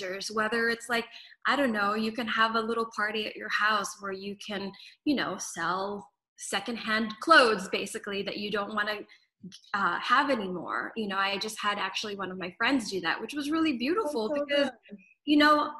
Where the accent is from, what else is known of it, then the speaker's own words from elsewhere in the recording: Philippines; moved away; I was born in the Philippines, so growing up, also my mom was a journalist and news anchor